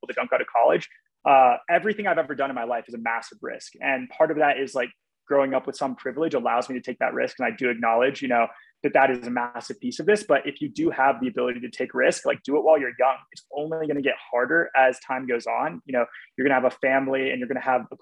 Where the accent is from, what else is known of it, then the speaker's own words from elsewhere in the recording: Texas, United States; moved away as an adult; also born or lived in Los Angeles; I grew up in Texas